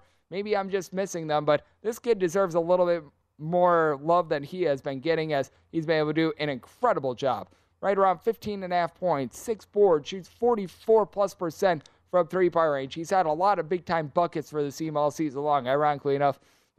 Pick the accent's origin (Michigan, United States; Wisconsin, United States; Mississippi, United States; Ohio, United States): Wisconsin, United States; moved away; So shout out to my home state of Wisconsin there